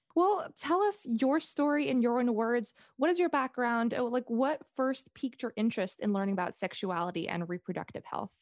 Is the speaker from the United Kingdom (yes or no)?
no; Singapore; in my high school when I grew up in Singapore